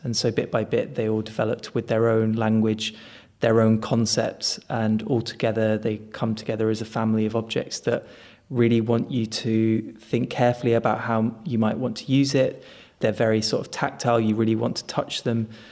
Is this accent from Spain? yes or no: yes; Spain; moved away; also born or lived in China; I was born and brought up in Spain